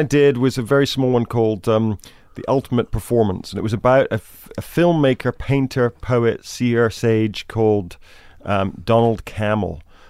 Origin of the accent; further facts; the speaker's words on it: Scotland, United Kingdom; I grew up in Scotland, the countryside, north of Glasgow, near Loch Lomond.